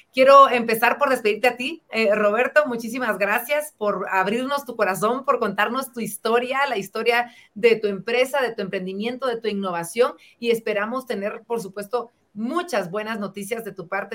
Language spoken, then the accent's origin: Spanish; Guatemala